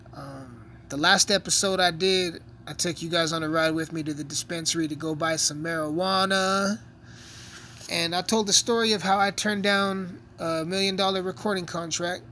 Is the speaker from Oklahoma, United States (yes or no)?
no; Southern Colorado, United States; I'm a rapper from Southern Colorado, small town Colorado